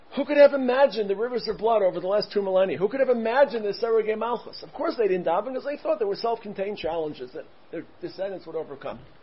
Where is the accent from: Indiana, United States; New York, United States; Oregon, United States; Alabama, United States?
New York, United States; New York City; I grew up in Brooklyn